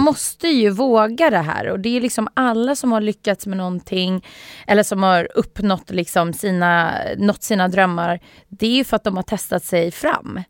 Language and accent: Swedish; Sweden; Jag är född i Sverige